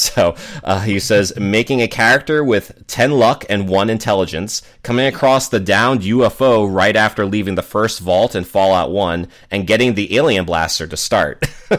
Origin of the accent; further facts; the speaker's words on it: Boston, Massachusetts, United States; since Fallout 4, it does take place in Boston, my hometown.